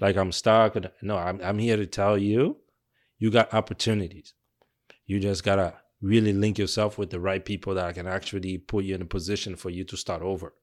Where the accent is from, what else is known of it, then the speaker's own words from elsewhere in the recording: Mississauga, Ontario, Canada; moved away as an adult; also born or lived in Toronto; now in Manitoba, Canada; we were growing up in Mississauga